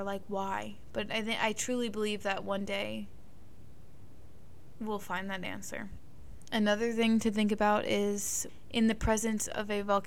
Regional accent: Northeast, United States; I grew up in the Northeast

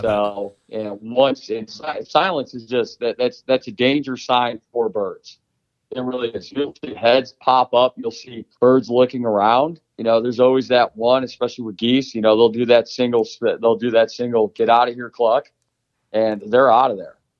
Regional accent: Illinois, United States; I grew up in Illinois, so I mean, Southern Illinois that was the goose killing capital of the world

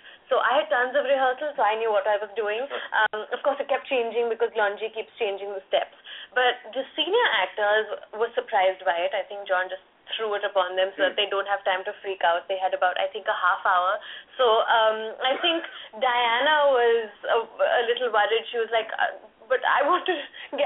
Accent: India; as Indians, you use the English language in a certain way

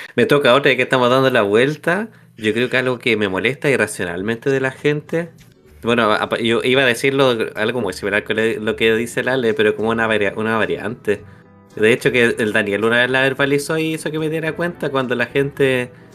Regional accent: Chile; soy chileno

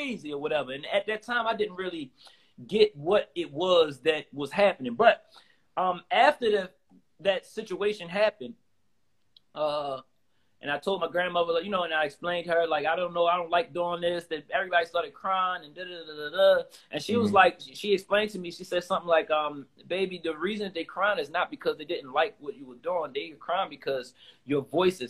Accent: Baltimore, Maryland, United States; I'm from South Baltimore

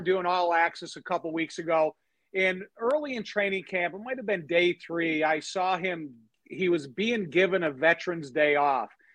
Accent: Chicago, Illinois, United States; I grew up in Chicago my whole life

